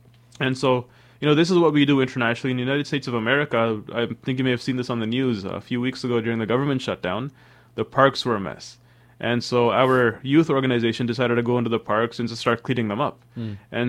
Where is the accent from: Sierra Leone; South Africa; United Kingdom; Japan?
Sierra Leone; born there; You know, I was born in West Africa, Sierra Leone.